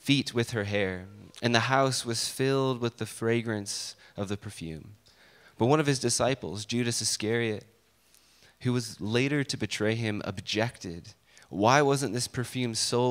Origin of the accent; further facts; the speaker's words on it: San Diego, California, United States; now in Iowa, United States; I was born and raised in San Diego, and that's also where I learned to drive